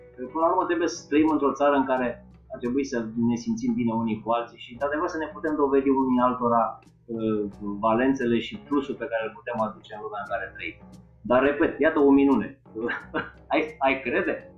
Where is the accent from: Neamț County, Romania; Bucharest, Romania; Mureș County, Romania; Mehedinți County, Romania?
Mehedinți County, Romania; Drobeta-Turnu Severin; moved away as an adult; Eu sunt născut în turnul Severin și până la 19 ani am locuit acolo